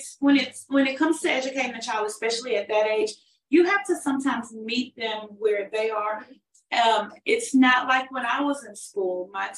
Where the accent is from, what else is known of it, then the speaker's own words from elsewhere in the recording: Houston, Texas, United States; Yes, right. Yes. In Houston, Texas.